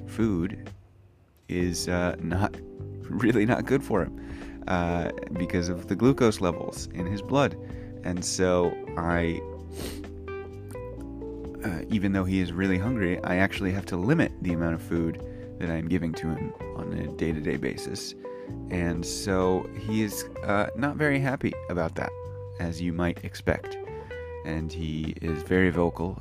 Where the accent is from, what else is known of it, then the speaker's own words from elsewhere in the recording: United States; now in Japan; I'm an American English teacher living in Japan